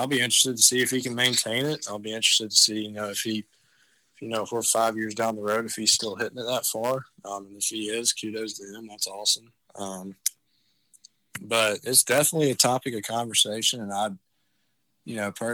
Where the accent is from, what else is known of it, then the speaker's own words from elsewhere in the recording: Auburn, Alabama, United States; growing up in Auburn, there was some highs and some lows being a Georgia fan